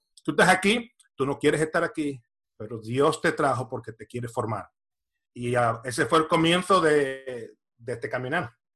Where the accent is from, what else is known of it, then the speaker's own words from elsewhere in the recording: Camuy, Puerto Rico; also born or lived in San Juan, Puerto Rico / Florida, United States; now in Spain; Soy eh, natural de Puerto Rico, nací en San Juan, pero me crié en el pueblo de Camuy y viví unos 27 años en el estado de la Florida